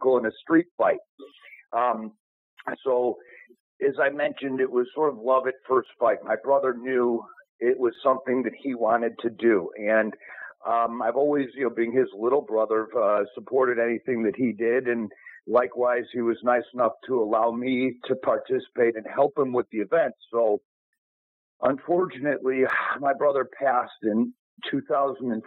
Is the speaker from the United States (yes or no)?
yes; Arlington Heights, Illinois, United States; also born or lived in Long Grove, Illinois / Chicago; I grew up in Arlington Heights, and then my family moved to Long Grove.